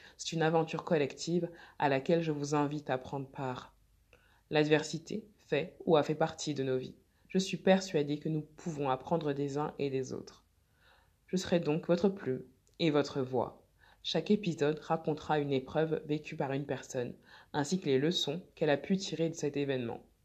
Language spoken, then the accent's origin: French; France; also born or lived in Mali (ancestry); je suis française d'origine malienne